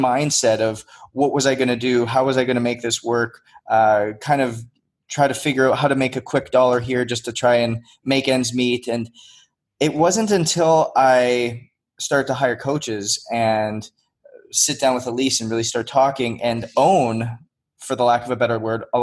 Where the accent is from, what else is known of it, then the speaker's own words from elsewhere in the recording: Northwest Canada, Canada; moved away as an adult; I grew up in Northwest Canada. I came down on a hockey scholarship when I was 19 years old